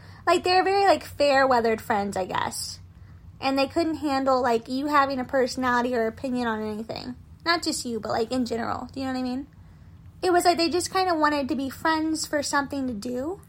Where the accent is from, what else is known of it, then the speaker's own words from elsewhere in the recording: the South, United States; But, I feel like, as a Southerner, I can at least relate